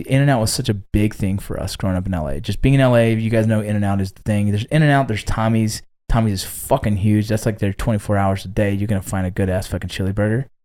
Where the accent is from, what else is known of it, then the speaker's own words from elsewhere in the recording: Los Angeles, California, United States; moved away; I was born in Northridge. I grew up right around Northridge